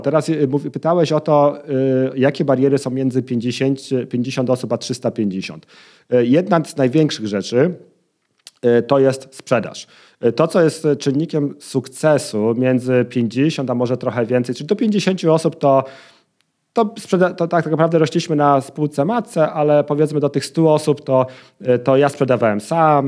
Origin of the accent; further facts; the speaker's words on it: Poznań, Greater Poland, Poland; jestem z Poznania